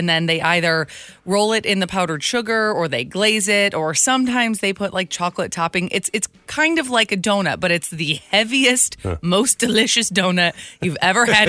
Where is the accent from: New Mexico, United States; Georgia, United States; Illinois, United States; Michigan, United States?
Michigan, United States; now in New Jersey, United States; growing up in Michigan, obviously, being in the Midwest